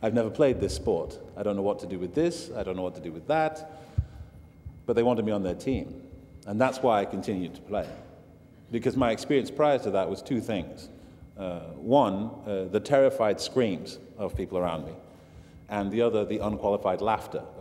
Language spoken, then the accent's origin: English; Manchester, North West England, United Kingdom; I'm from Manchester